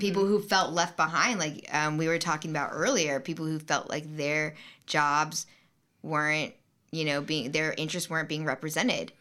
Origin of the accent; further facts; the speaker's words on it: Tampa, Florida, United States; moved away; I'm from Tampa, Florida, and there was a lot of red there, even in my family